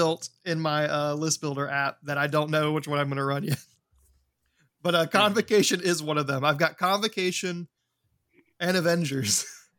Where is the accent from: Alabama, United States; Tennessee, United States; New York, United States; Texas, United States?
Alabama, United States; Yeah, I'm from Alabama.